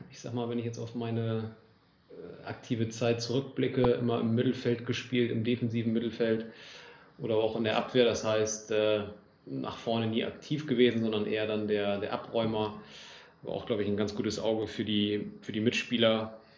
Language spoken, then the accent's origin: German; Großenkneten, Lower Saxony, Germany; moved away as an adult; also born or lived in Frankfurt am Main; now in Oldenburg, Germany; 28 Jahre alt, komme gebürtig aus Großen Kneten, bin hier aufgewachsen, bin dann nach dem Abitur und einem FSJ äh, bei der EWE e in Oldenburg angefangen, bin dann auch nach Oldenburg gezogen.